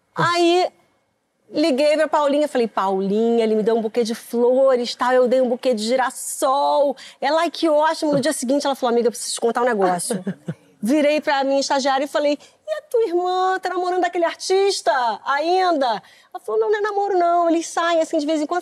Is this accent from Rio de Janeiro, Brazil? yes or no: yes; Rio de Janeiro, Brazil; Eu morei no Meier até os meus 10 anos de idade